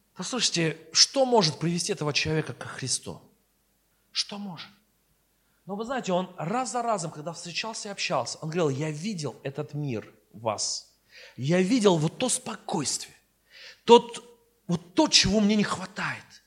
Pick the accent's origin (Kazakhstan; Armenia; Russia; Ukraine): Armenia; я сперва христианин, потом я армянин